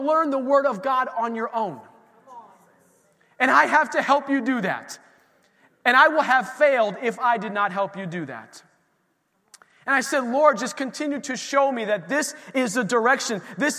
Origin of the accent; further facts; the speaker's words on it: Erie, Pennsylvania, United States; where we grew up in Erie